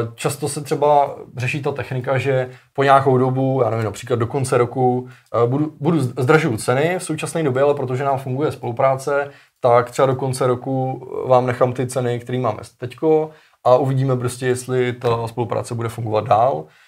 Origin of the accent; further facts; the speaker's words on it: Czechia; u nás v Čechách